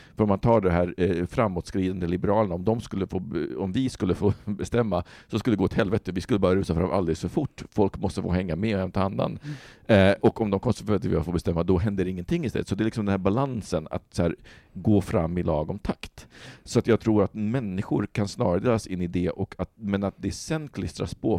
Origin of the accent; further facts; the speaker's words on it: Sweden; vi som svenskar